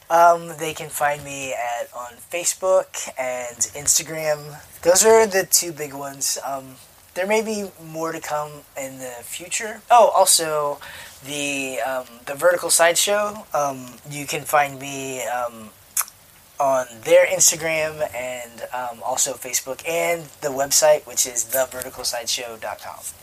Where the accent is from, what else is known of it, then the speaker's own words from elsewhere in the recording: United States; now in Chicago, United States; me as like an American